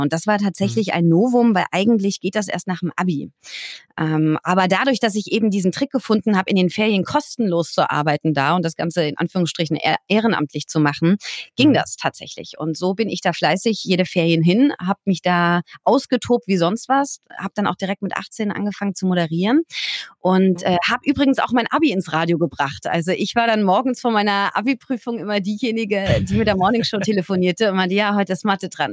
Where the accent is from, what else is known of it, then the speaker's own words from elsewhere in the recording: Bühl, Baden-Württemberg, Germany; Ich bin in Bühl bei Baden-Baden aufgewachsen